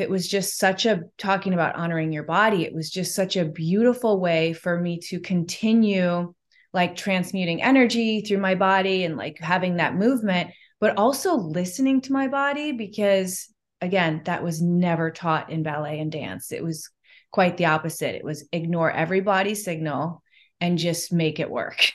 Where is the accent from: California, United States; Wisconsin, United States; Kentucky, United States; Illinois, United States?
Illinois, United States; Chicago; moved away; I'm from Chicago in the Midwest.